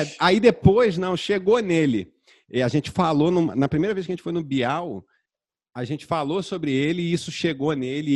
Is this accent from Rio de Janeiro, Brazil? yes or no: yes; Rio de Janeiro, Brazil; also born or lived in Zona Sul, Rio de Janeiro; eu cresci em Jacarepaguá